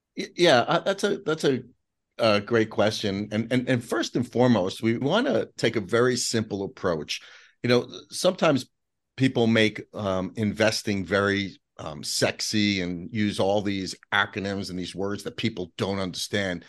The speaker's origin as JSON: {"language": "English", "town": "New York City", "region": "New York", "country": "United States", "tie": "born or raised there", "said": "we grew up in Whitestone, Queens"}